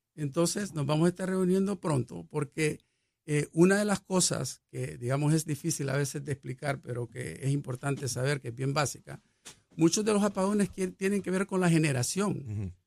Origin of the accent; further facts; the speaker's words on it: El Salvador; also born or lived in Mexico / Israel / Chile / Peru; now in Puerto Rico; yo soy salvadoreño por nacimiento